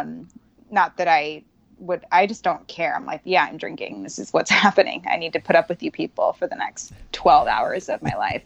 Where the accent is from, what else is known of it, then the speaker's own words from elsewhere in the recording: Reno, Nevada, United States; now in California, United States; I'm from Reno